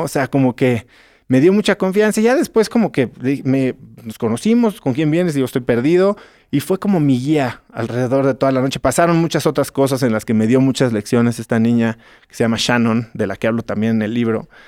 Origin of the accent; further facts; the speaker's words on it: Mexico City, Mexico; yo vengo de la Ciudad de México